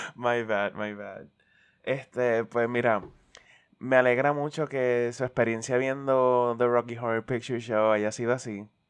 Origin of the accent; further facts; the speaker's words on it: Puerto Rico; como puertorriqueño independentista y redento